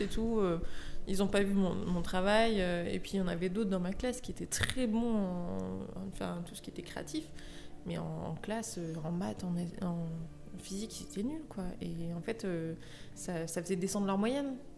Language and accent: French; Lyon, Auvergne-Rhône-Alpes, France; also born or lived in Paris; je suis originaire de Lyon